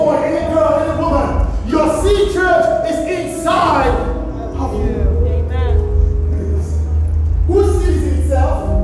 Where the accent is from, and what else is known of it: Nigeria; accent: Nigerian